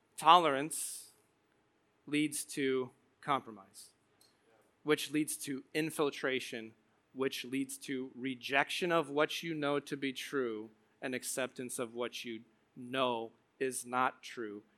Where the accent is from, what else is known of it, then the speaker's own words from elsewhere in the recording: Morton, Illinois, United States; also born or lived in Tremont, Illinois; I grew up in Morton and Tremont